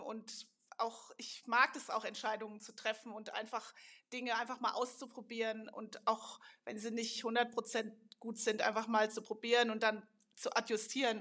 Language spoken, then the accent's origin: German; Darmstadt, Hesse, Germany; moved away as an adult; also born or lived in Karlsruhe / Münster / Switzerland / Montreal, Canada; ich bin nämlich sogar original aus Darmstadt. Ich bin in Darmstadt